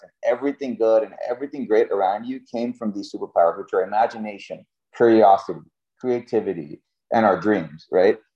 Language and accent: English; Cape Canaveral, Florida, United States; I grew up in Cape Canaveral, Florida